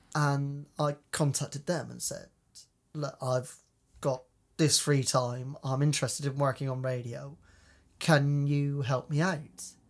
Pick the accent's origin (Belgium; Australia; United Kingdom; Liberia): United Kingdom; Cheltenham, South West England; moved away as an adult; now in the Fens, United Kingdom; I'm from Cheltenham originally, in Gloucestershire.